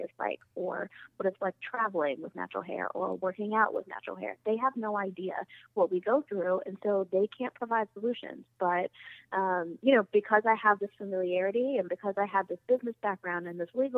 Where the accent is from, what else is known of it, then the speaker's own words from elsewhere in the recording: Washington, District of Columbia, United States; I'm from Southeast DC and I'm really proud